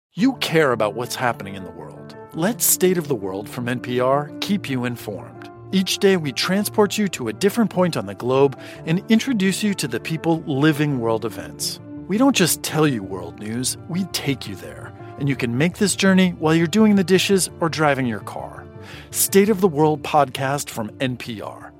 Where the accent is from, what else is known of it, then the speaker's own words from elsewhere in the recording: Saipan, Northern Mariana Islands; I'm, I'm from Saipan, uh, which, in the Northern Mariana Islands.